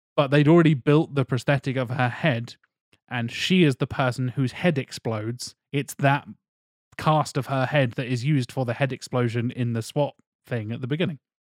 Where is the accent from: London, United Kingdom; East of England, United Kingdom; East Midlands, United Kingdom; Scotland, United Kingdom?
East of England, United Kingdom; Norfolk; growing up in Norfolk, there's a lot of farmers and hunters